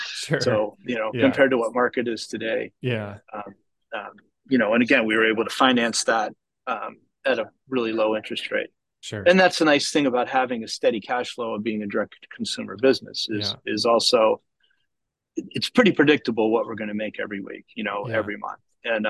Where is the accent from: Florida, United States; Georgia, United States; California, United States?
Georgia, United States; and we're from Georgia and Indiana happens to be centralized